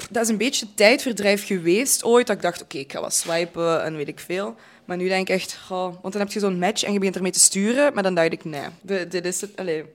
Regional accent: Limburg, Belgium; accent: Limburgish; mijn accent

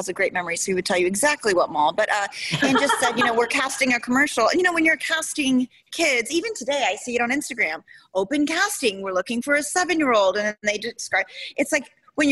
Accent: Houston, Texas, United States; also born or lived in Memphis, Tennessee; I was born in Tennessee. I was really young, like 5 or 6 when we moved to Houston

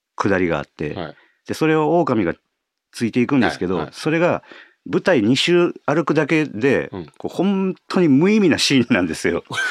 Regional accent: Osaka, Japan; accent: Kansai dialect; あの関西、まあ、大阪出身なんですけど

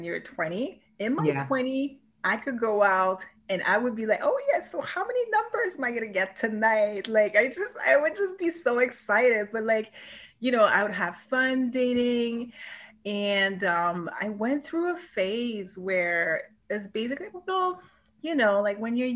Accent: Montreal, Quebec, Canada; moved away as an adult; also born or lived in Vancouver; I was born and raised in Montreal, right? That's where all my friends and family are

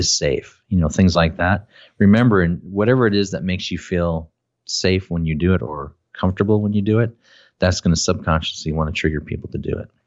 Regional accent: Minnesota, United States; I'm from Minnesota and people pick on me because of my accent

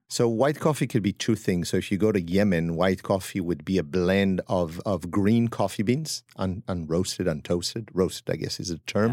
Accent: Upper Eastern Galilee, Northern District, Israel; accent: French; moved away as an adult; also born or lived in France / Lyon, France; now in New York, United States; I am from Israel, from the north, from the Galilee, Upper Eastern Galilee

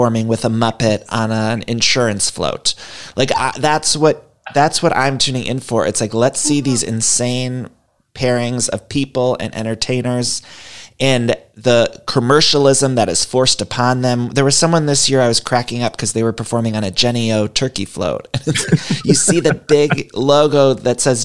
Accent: Cleveland, Ohio, United States; my hometown in Cleveland

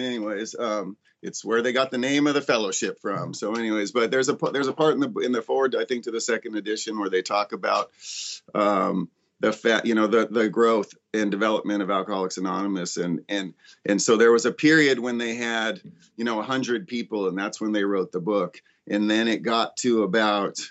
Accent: Ojai, California, United States; growing up in Ojai

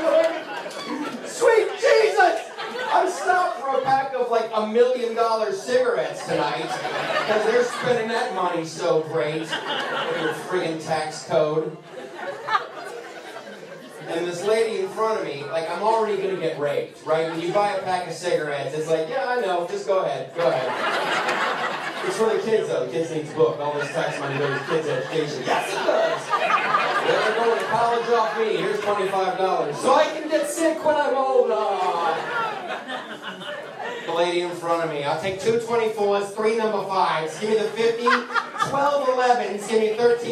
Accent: Ohio, United States; also born or lived in California; now in Long Island, United States; I grew up in Ohio. I moved out to California because I hate the cold and the wet

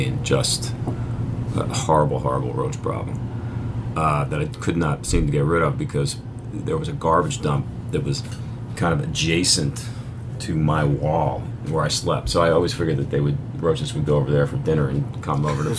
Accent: Philadelphia, Pennsylvania, United States; Well, I'll tell you, I grew up in Philly. So, honestly, coming to New York, I felt way safer.

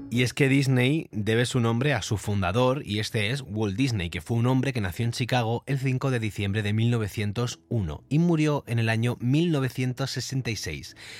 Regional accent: Vera, Andalusia, Spain; yo soy de Almería, de un pueblo llamado Vera, que está cerca de otro pueblo que se llama Mojácar

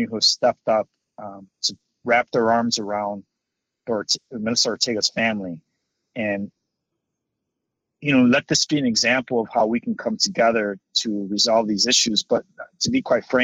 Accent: Chicago, Illinois, United States; I grew up in Little Village. Went to Eli Whitney Grammar School for 9 years, K through eighth grade.

